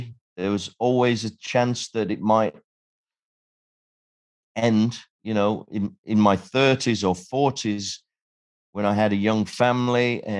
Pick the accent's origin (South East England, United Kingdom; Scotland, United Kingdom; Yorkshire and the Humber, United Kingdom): Yorkshire and the Humber, United Kingdom; Sheffield; I was a kid from Sheffield. I had no connections.